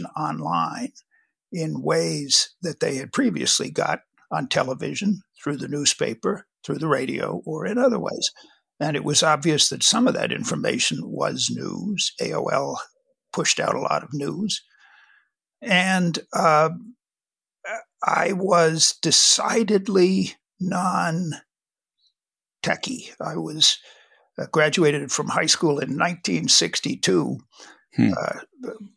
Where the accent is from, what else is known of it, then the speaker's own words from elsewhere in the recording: Washington, District of Columbia, United States; I grew up in Washington, D.C.